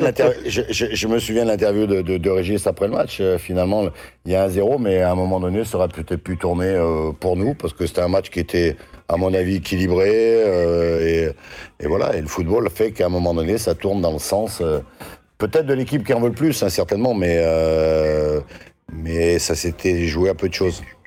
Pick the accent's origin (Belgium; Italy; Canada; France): France; Saint-Étienne, Auvergne-Rhône-Alpes; moi, je suis Stéphanois